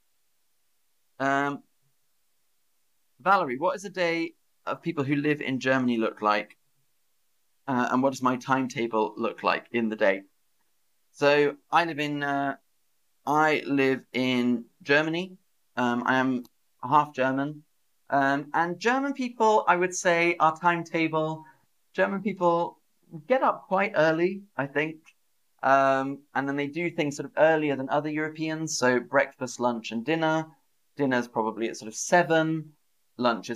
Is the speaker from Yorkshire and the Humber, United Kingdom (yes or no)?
no; Oxford, South East England, United Kingdom; accent: British English; also born or lived in London; I was born in London. I grew up in Oxford, which is in the south of England.